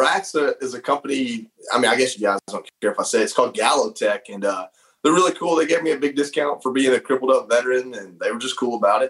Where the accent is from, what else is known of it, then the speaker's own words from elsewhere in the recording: North Georgia, United States; North Georgia, man. I grew up in a 1966 single wide.